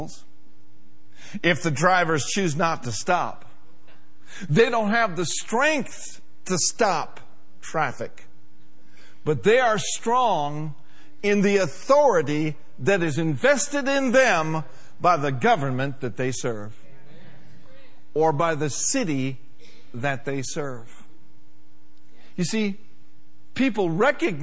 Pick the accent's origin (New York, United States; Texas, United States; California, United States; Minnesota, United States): Minnesota, United States; Minneapolis; moved away; I grew up in Minneapolis